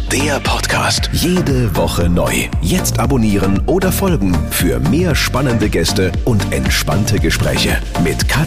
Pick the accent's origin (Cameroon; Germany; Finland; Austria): Austria; Tyrol; also born or lived in Monaco; Ich wollte eigentlich wieder da sein, wo ich meine Kindheit verbracht habe, wo ich aufgewachsen bin. Und das habe ich dann vor fünf oder sechs Jahren beschlossen. Wohne in der Zwischenzeit, wie man eingangs gesagt hat, in, in Tirol, in den Bergen